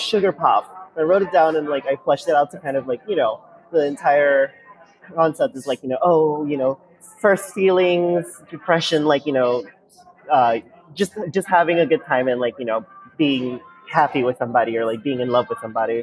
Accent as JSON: {"language": "English", "town": "New Orleans", "region": "Louisiana", "country": "United States", "tie": "born or raised there", "also_born_or_lived": "Taiwan / Bay Area, California", "said": "I was born in Taiwan. My entire family is from Taiwan. Like, even my sister, who is a year and 2 months younger than me, was born there. But we moved here when I was three to New Orleans, and we grew up here ever since"}